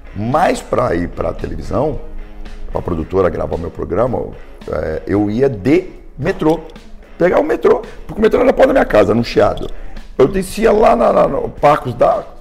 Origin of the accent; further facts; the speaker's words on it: Brazil; eu também sou brasileiro